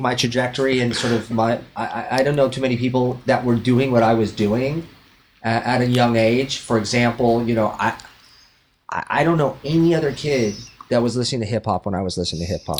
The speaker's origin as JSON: {"language": "English", "town": "Westlake Village", "region": "California", "country": "United States", "tie": "born or raised there", "also_born_or_lived": "Los Angeles", "said": "I grew up in Westlake Village"}